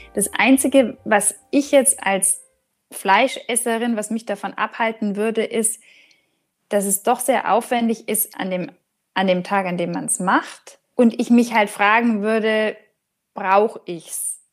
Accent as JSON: {"language": "German", "area": "Franconia", "region": "Bavaria", "country": "Germany", "said": "bei uns in Franken"}